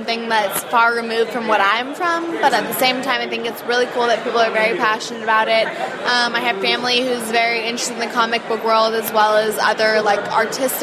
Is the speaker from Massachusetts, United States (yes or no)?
no; Oregon, United States; I'm from Oregon